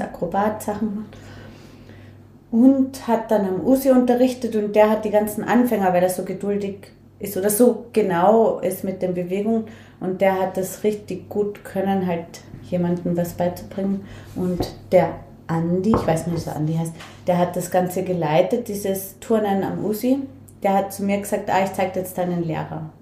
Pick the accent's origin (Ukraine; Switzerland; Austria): Austria; Linz, Upper Austria; moved away; ich bin aufgewachsen voll in der Stadt